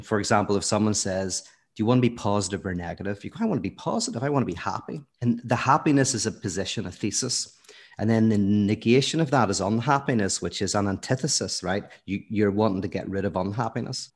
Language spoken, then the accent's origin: English; Belfast, Northern Ireland, United Kingdom; moved away as an adult; now in United States; from Belfast, lived there most of my life, but then actually moved to America, uh, in my early thirties